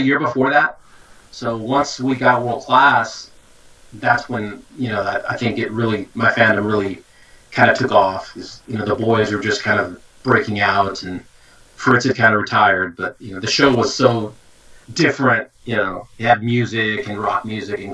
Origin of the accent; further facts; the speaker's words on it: Del Rio, Texas, United States; I grew up on the Texas border. We're about 3 hours down the road from San Antonio, Del Rio, Texas.